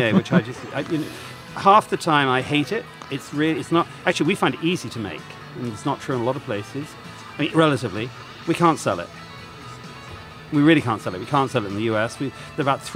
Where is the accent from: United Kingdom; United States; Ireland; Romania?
United Kingdom; moved away as an adult; also born or lived in Burgundy, France; I'm British